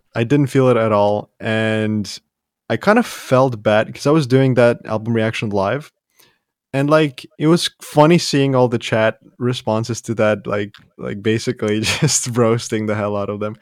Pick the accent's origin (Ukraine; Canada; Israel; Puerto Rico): Ukraine; Ivano-Frankivsk, Ivano-Frankivsk Oblast; moved away; I was born in Western Ukraine